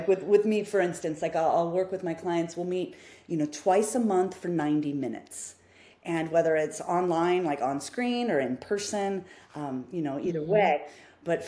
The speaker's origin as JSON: {"language": "English", "region": "Midwest", "country": "United States", "tie": "born or raised there", "said": "I grew up in the Midwest. I mean, I was born in the Midwest. So I have Midwestern roots"}